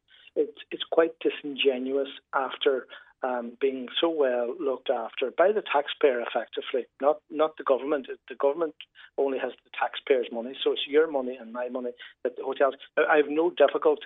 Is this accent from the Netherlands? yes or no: no; Donegal, Ulster, Ireland; moved away; also born or lived in Dublin; I'm originally from Donegal, as you probably get from my accent